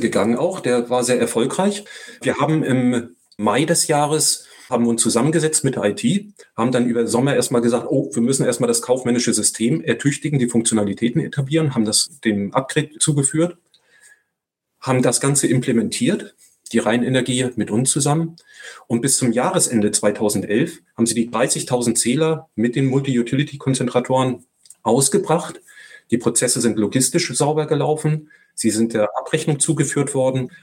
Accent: Northern Germany, Germany; now in Walldorf, Germany; Sagt man hier unten normalerweise nicht, aber ich bin Norddeutscher

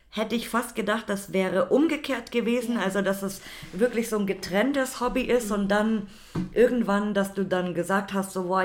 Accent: Berlin, Germany; ja, aber wir kommen gar nicht aus Hamburg, wir sind aus Berlin.

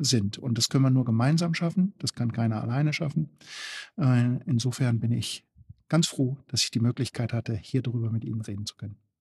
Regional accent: East Frisia, Lower Saxony, Germany; now in Gera, Germany; Ich komme ja aus Ostfriesland

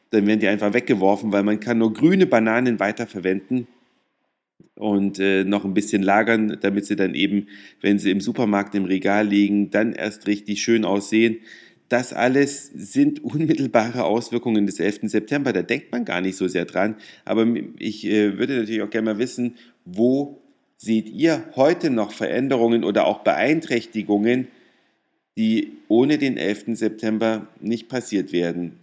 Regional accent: Germany; als Deutsche

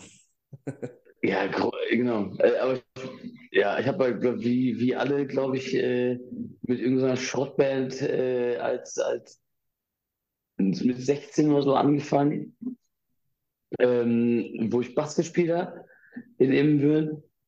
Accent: Ibbenbüren, North Rhine-Westphalia, Germany; ich bin in Ibbenbüren aufgewachsen

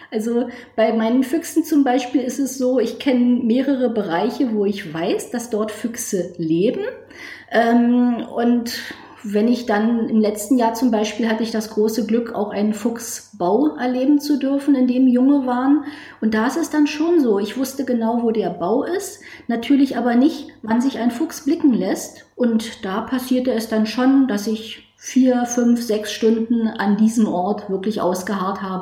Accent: Berlin, Germany; bin 50 Jahre alt. Ich komme aus Berlin

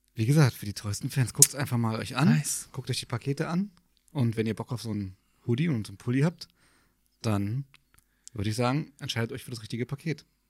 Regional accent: Germany; als Deutscher

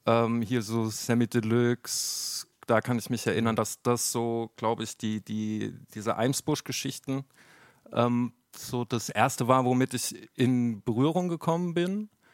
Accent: near Mannheim, Baden-Württemberg, Germany; ich bin zwar in Mannheim geboren, ich bin dann aber äh, in, in Catch aufgewachsen, das ist ein paar Kilometer weiter, so ein kleines äh, äh Kaff eigentlich

